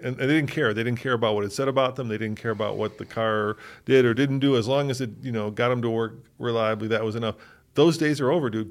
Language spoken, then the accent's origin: English; United States; as just an American